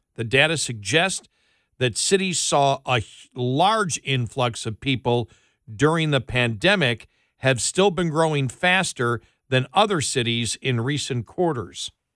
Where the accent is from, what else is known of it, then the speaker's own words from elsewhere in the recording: Buffalo, New York, United States; now in Texas, United States; somebody who grew up in Buffalo